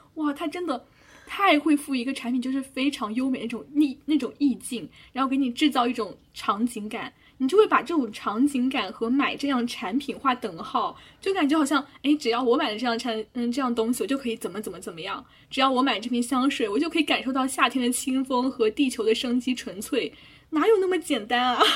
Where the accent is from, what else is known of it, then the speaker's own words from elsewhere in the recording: China; 我们这种身为中国人的使命感